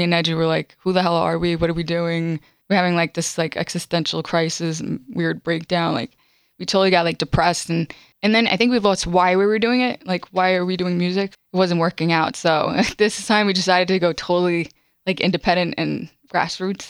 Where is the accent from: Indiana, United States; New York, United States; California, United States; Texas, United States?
New York, United States; Elmont; also born or lived in Bronx, New York / Brighton Beach, New York / Maspeth, New York; I was born in the Bronx. When I was little, I lived in Brighton Beach in Maspeth, but then I grew up in Elmont.